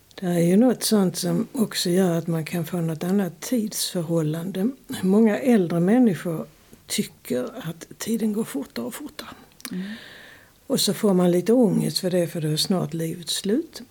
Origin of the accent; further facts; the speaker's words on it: Sweden; moved away; also born or lived in Lund; växte jag upp på landet